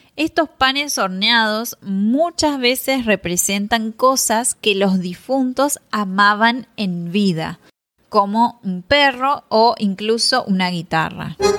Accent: Argentina; tenemos una celebración similar en el norte de Argentina

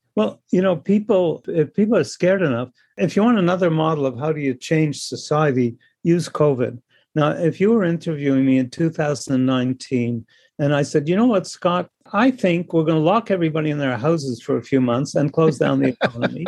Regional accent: Canada; I'm Canadian

